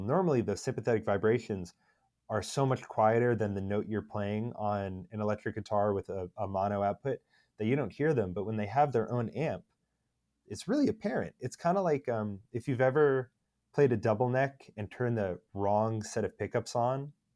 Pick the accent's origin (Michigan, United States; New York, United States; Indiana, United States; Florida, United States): New York, United States; Long Island, Suffolk; now in Philadelphia, United States; I grew up on Long Island